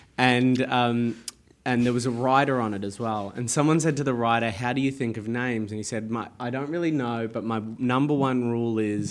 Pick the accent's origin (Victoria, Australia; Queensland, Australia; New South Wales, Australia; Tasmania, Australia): Victoria, Australia; Latrobe Valley; my hometown of the Latrobe Valley